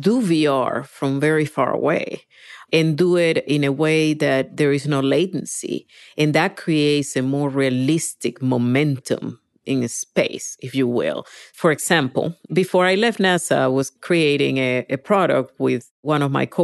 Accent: Venezuela; English is a second language; moved away as an adult; now in United States; I was born in Venezuela, grew up there, but I moved when I was about 19 to the States.

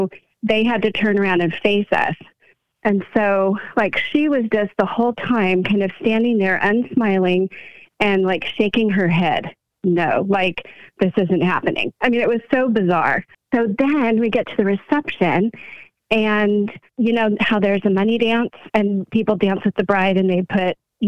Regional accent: California, United States

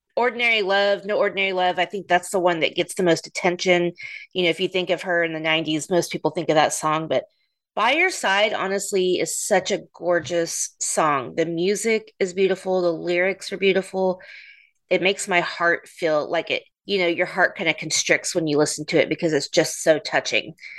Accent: Oklahoma City, Oklahoma, United States; they're from my hometown

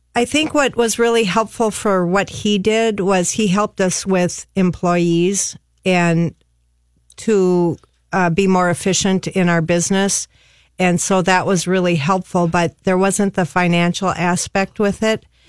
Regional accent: Bloomington, Minnesota, United States; now in Harris, United States; I grew up in Bloomington, and I have a brother and two other sisters

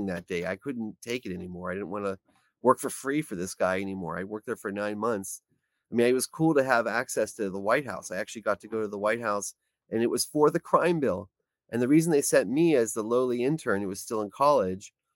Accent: Pittsburgh, Pennsylvania, United States; moved away as an adult; now in Washington, D.C., United States; I was born in Pittsburgh, Pennsylvania, where I graduated high school from Taylor Alderdice.

